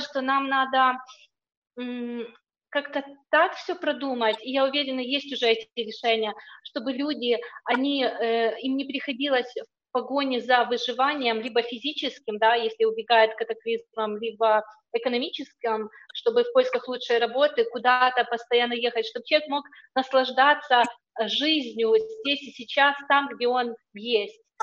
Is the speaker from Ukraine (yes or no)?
yes; Ukraine; moved away as an adult; also born or lived in England; я сама из Украины